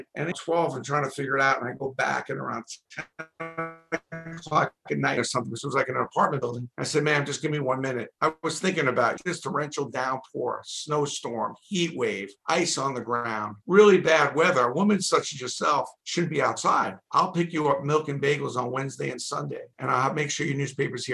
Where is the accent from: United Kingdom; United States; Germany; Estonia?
United States; New York City, New York; I'm from Brooklyn, a pretty busy borough